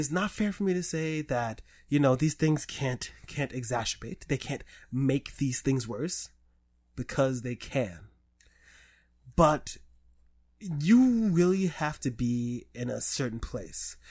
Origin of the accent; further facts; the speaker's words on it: New York City, New York, United States; I grew up in the Bronx